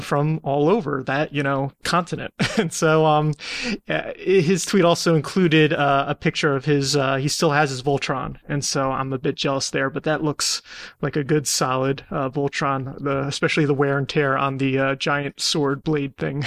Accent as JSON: {"language": "English", "country": "United States", "said": "I'm an American"}